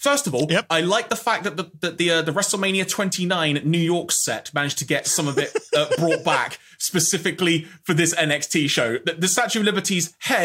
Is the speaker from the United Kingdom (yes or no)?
yes; United Kingdom; I'm eternally British